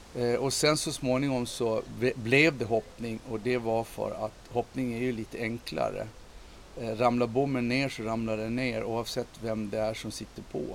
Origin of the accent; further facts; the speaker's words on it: Visby, Gotland, Sweden; när jag växte upp här i, i eh, Visby och gick i skolan